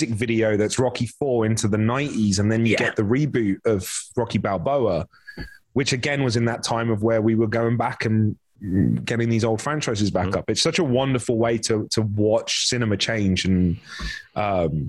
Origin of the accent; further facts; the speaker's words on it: London, United Kingdom; moved away as an adult; also born or lived in Vancouver, Canada; now in Los Angeles, United States; London's the only place I'd ever been. I grew up there. I'm from Wembley